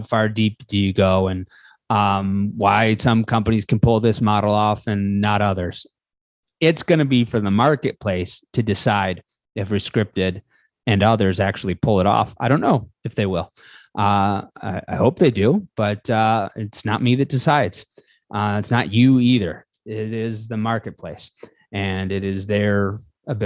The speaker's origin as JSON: {"language": "English", "town": "Buffalo", "region": "New York", "country": "United States", "said": "I'm from Buffalo, which is a place where you are just supposed to believe"}